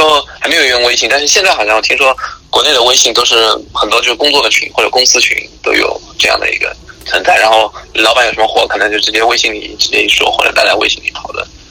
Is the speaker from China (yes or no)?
yes; China; moved away as an adult; 我中国的经历或者是我中国的 呃，学习和工作的经历